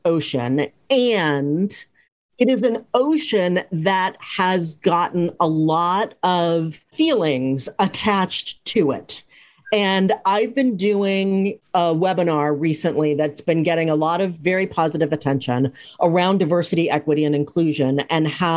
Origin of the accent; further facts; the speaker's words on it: Cambridge, Massachusetts, United States; I grew up in Cambridge, Massachusetts